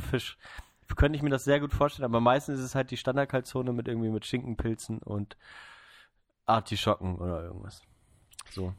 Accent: Neubrandenburg, Mecklenburg-Vorpommern, Germany; born or raised there; now in Freiburg, Germany

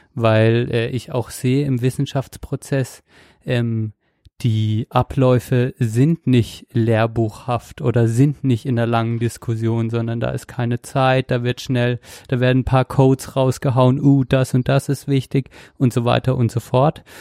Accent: Germany; als Deutscher

